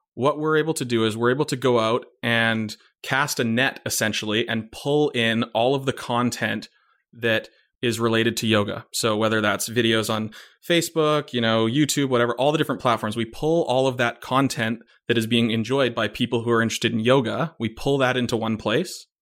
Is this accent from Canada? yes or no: yes; Vancouver, British Columbia, Canada; I grew up in Vancouver